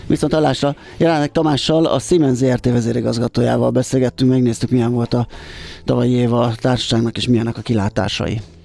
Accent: Budapest, Hungary; én belvárosi gyerekként ott nőttem fel a hatodik kerületbe a, a nagykörút, kiskörút között a Király utcába

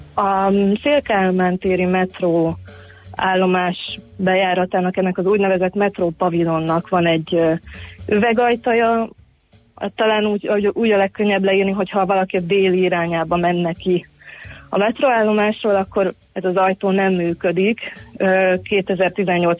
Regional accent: Budapest, Hungary; én a 17. kerületben nőttem fel

